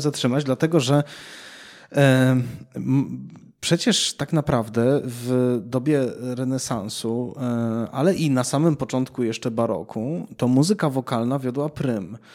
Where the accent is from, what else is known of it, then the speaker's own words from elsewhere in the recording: Cieszyn, Silesian Voivodeship, Poland; moved away; w miastach takich jak Cieszyn, skąd pochodzę